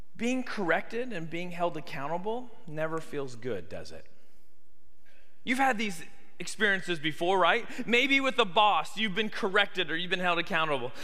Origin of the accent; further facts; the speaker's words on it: Canada; now in Tuscaloosa, United States; me growing up in Canada